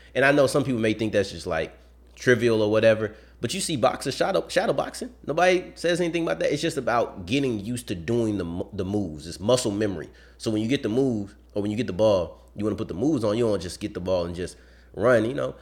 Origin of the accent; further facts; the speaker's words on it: Texas, United States; I'm from Texas